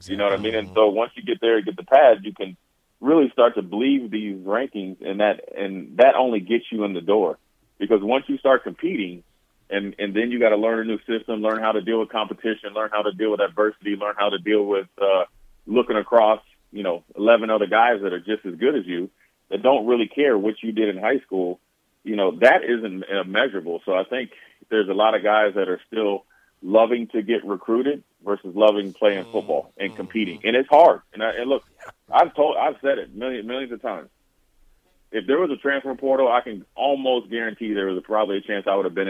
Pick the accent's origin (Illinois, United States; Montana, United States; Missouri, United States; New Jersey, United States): Montana, United States; And I had a good camp, but I'm from Montana.